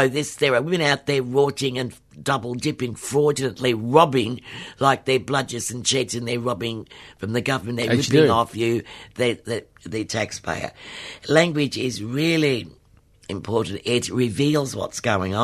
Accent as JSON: {"language": "English", "region": "Victoria", "country": "Australia", "tie": "born or raised there", "said": "my home state here"}